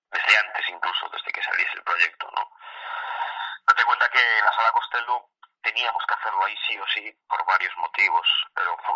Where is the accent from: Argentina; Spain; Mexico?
Spain; Vigo, Galicia; yo soy de Vigo y fuimos a Madrid